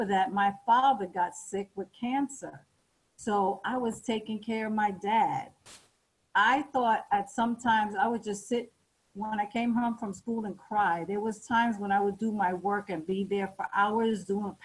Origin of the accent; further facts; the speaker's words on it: New York City, New York, United States; I lived in New York City, I'm from New York